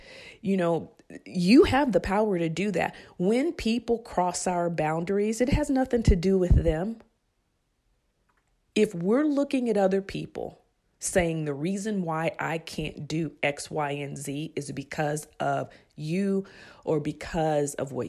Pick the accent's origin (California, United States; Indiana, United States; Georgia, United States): California, United States; Bayo Vista; I grew up in Bayo Vista, which is a project government assistant area.